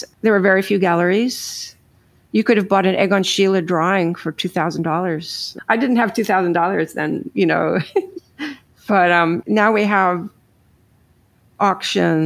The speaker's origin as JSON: {"language": "English", "region": "New York", "country": "United States", "said": "I'm from New York"}